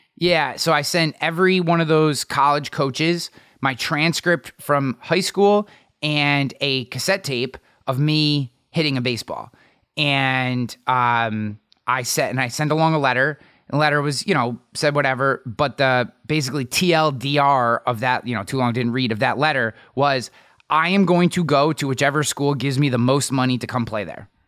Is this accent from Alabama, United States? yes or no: no; near Albany, New York, United States; also born or lived in Latham, New York; I grew up way out in the middle of nowhere in a town of nine hundred people, but the closest town that anybody would know is Albany